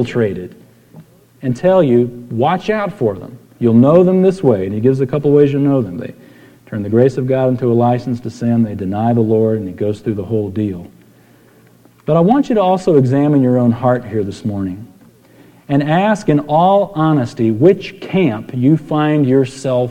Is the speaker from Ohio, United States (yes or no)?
no; San Antonio, Texas, United States; I grew up in San Antonio